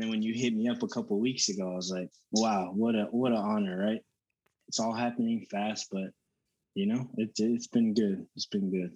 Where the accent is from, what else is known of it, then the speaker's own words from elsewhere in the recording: Denton, Texas, United States; also born or lived in Allen, Texas; I was born and raised in Texas. I lived in Allen up until about seventh grade, and then from seventh grade up until I graduated, I grew up in Denton